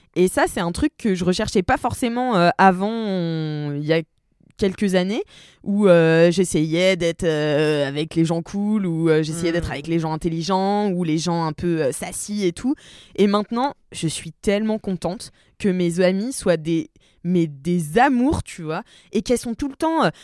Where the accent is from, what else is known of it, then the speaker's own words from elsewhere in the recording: Nantes, Pays de la Loire, France; je viens de Nantes